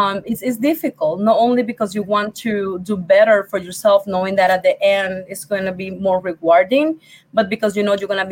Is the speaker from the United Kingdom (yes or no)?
no; Puerto Rico; English is a second language; moved away as an adult; now in Rochester, New York, United States; I'm from Puerto Rico. English is my second language